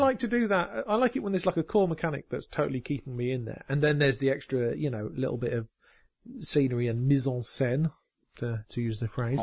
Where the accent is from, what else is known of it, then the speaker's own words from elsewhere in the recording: United Kingdom; I'm just being British